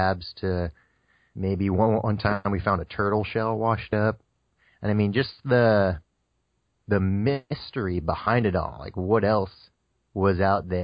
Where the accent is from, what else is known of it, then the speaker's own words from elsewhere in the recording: Connecticut, United States; also born or lived in Florida Keys; now in Hawaii, United States; I'm originally from Connecticut. You know, I've been out here on Hawaii for the last 4 years. Before I moved here, I was in the Florida Keys, but everything basically started in Connecticut